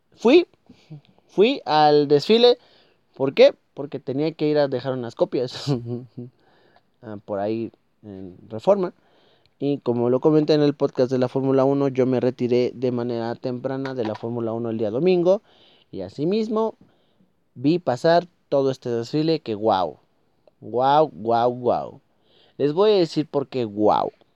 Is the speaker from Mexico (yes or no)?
yes; Mexico